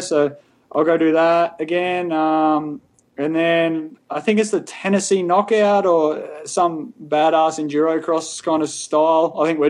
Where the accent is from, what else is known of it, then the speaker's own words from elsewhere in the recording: Australia; moved away as an adult; now in United States; back home in Australia